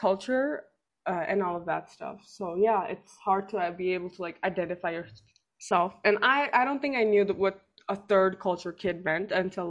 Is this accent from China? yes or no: yes; China; like my passport says I'm Indian, but coming here, you know, you've lived all your life in China